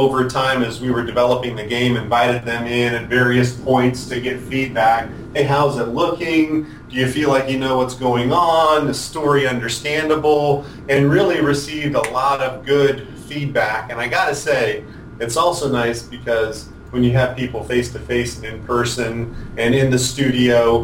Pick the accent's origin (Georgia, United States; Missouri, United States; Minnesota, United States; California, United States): California, United States; San Diego; moved away as an adult; also born or lived in Bay Area, California; now in Austin, United States; I'm from California, San Diego.